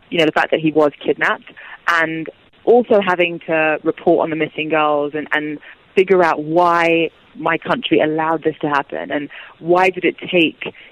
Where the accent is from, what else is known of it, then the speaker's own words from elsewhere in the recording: Nigeria; because as a Nigerian, I want to get out the positive stories